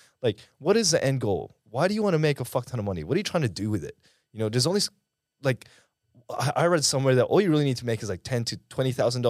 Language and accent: English; Dubai, United Arab Emirates; now in Australia; Well, so I grew up in the Middle East. I actually grew up in Dubai. I was there for about 7-8 years.